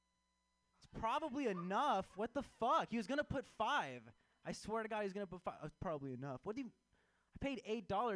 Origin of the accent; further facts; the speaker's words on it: Chicago, Illinois, United States; I am from Chicago